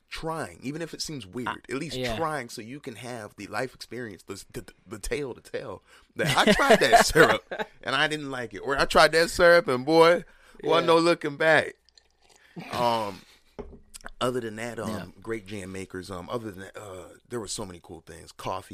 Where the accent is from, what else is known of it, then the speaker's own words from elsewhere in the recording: Bridgeport, Connecticut, United States; I was born in Bridgeport, Connecticut.